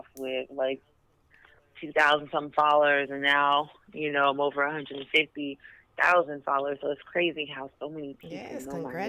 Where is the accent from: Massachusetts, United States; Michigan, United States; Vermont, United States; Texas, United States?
Texas, United States; Houston; moved away as an adult; now in Dallas, United States; I moved to Dallas because I am from Houston